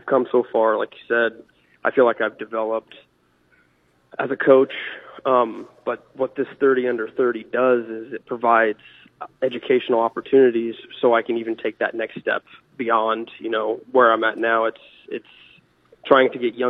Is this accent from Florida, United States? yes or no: no; Savannah, Missouri, United States; now in Maryville, United States; growing up in Savannah, Missouri, in high school